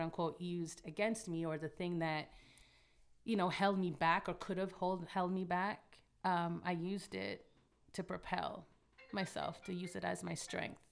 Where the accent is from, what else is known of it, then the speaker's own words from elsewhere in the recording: Toronto, Ontario, Canada; Growing up in Toronto